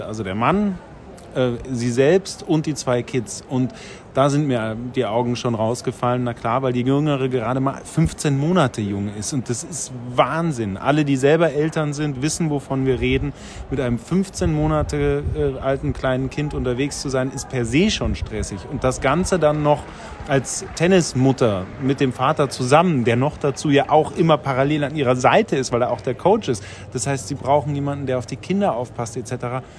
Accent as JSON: {"language": "German", "region": "Bavaria", "country": "Germany", "tie": "born or raised there", "said": "aufgewachsen in Bayern."}